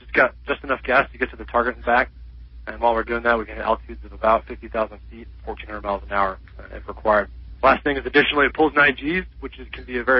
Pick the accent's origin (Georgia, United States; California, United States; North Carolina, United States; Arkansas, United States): North Carolina, United States; now in South Carolina, United States; I grew up in North Carolina.